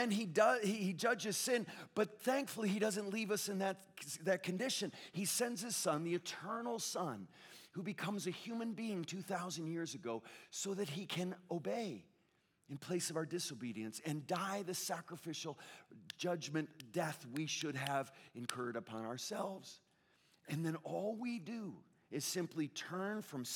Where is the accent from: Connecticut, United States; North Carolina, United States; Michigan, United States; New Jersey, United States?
Connecticut, United States; now in Southern California, United States; I grew up in the Northeast, in Connecticut, New England, where it's pretty spiritually dead